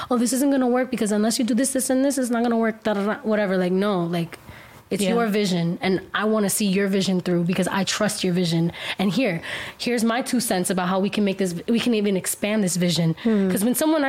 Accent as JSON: {"language": "English", "town": "Miami", "region": "Florida", "country": "United States", "tie": "born or raised there", "said": "I'm Cuban American. I was born in Miami. I was raised in my culture, surrounded by Cuban people, like, my whole life"}